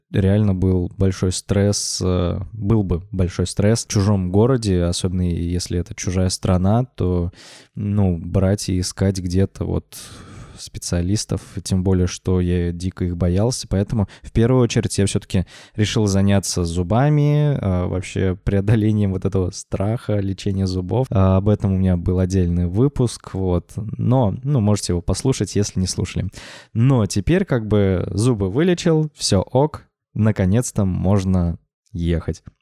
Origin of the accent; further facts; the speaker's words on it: Orenburg, Orenburg Oblast, Russia; now in Moscow, Russia; Вот как я начал жить в Москве, а я из Оренбурга в Москву переехал года эдак 4, наверное, назад.